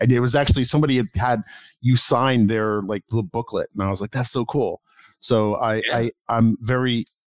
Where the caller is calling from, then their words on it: Baltimore, Maryland, United States; I'm calling from the Baltimore area, Baltimore, D.C. area.